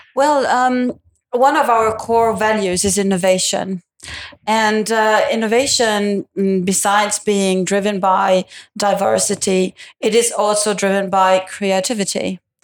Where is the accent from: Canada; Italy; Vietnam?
Italy; also born or lived in Milan; Italian with a German background, and I live in Milan.